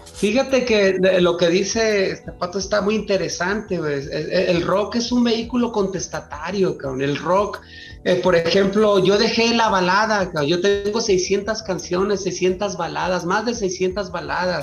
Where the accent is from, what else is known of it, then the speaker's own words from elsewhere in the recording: Mazatlán, Sinaloa, Mexico; yo que soy de Mazatlán